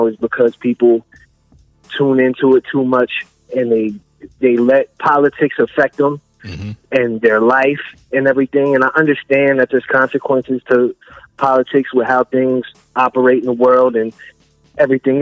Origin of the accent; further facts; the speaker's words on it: Delaware, United States; I'm from Delaware.